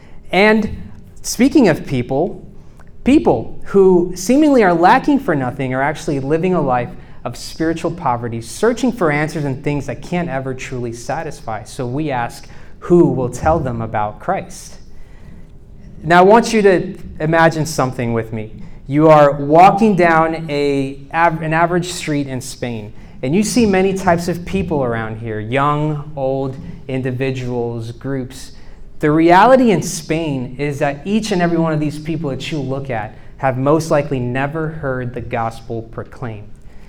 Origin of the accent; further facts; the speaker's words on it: Charlottesville, Virginia, United States; Even though I come from Charlottesville, I'm not of Charlottesville, so you know, let's just kind of leave that at that.